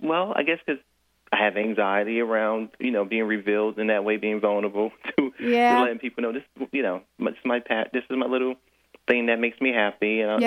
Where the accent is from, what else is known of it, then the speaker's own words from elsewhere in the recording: New York City, New York, United States; I'm in Brooklyn.